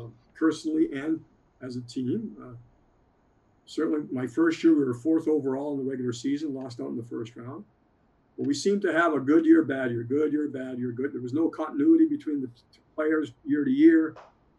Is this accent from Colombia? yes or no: no; Coniston, Ontario, Canada; I grew up 8 miles outside of Sudbury in a small town called Coniston